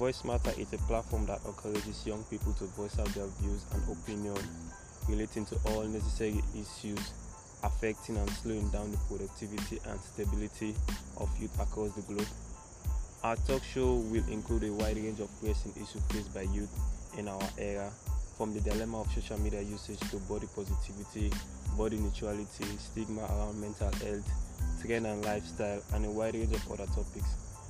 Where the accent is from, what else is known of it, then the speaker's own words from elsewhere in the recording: Sierra Leone; I am from Sierra Leone.